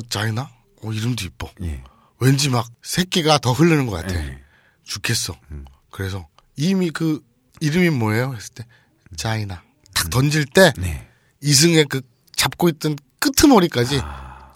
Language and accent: Korean; South Korea; 한국에서 왔습니다